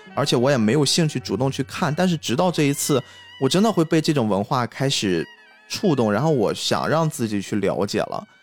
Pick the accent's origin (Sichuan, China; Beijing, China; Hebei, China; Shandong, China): Shandong, China; Qingdao; also born or lived in Chongqing; 我是青岛人嘛，生活在北方城市